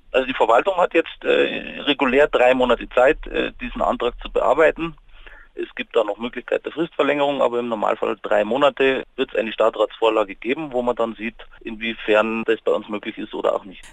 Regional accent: Munich, Bavaria, Germany; bei uns in München

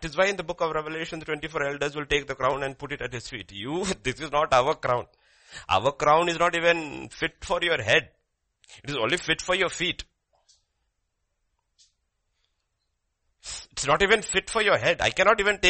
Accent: India; As an Indian citizen

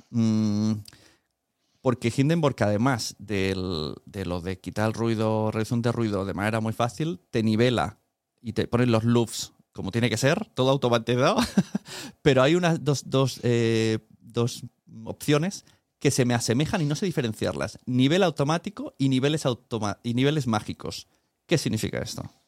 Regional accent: Spain; como español

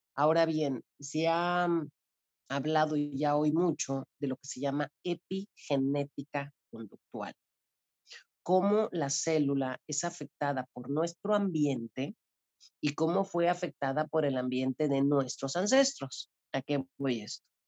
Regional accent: Mexico City, Mexico; also born or lived in Cozumel; now in Cancún, Mexico; yo soy originaria de la Ciudad de México y llegué a vivir a Cozumel hace 30 años

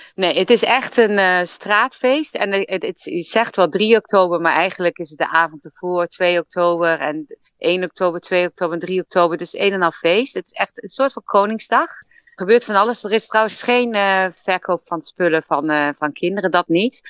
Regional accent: Arnhem, Gelderland, Netherlands; moved away as an adult; also born or lived in Leiden; now in Melbourne, Australia; Ik ben geboren en getogen in Arnhem. Ik ben echt Arnhems meisje

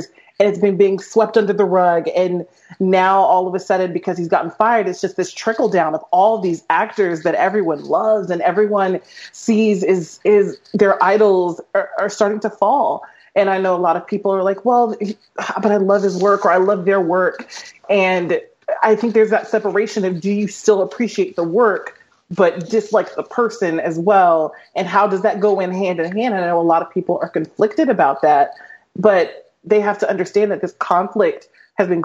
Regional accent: Atlanta, Georgia, United States; I'm originally from Atlanta

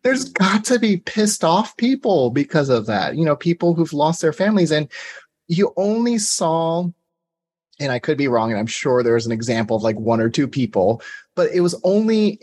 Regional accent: Georgia, United States; I'm also from Georgia

